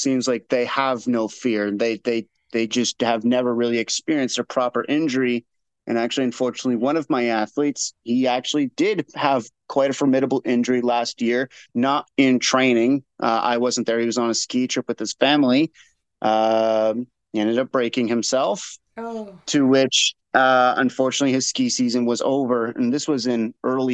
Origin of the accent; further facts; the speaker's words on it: Nova Scotia, Canada; moved away; I grew up in Nova Scotia.